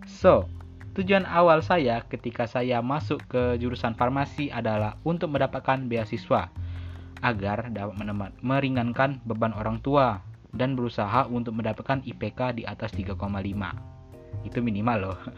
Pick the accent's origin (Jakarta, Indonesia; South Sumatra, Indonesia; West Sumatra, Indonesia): South Sumatra, Indonesia; Palembang; born there; Saya lahir di Palembang tanggal 21 November 2003. Saya tinggal di Sumatera Selatan, Kota Palembang.